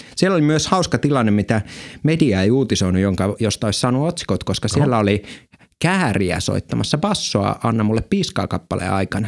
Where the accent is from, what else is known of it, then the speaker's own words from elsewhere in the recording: Lapland, Finland; oman kotiseutuni ja koko Lapin läänin suurimmassa esiintymispaikassa